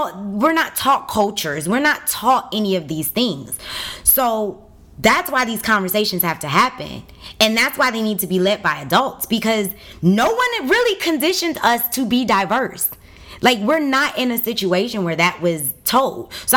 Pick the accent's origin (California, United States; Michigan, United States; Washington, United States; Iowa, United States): Michigan, United States; Detroit; I grew up on 7 Mile in Greenfield in the west side of Detroit